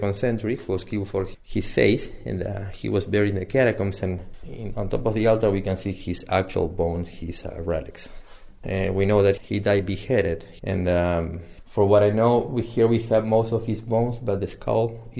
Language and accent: English; Argentina; now in Washington, D.C., United States; I'm originally from Argentina.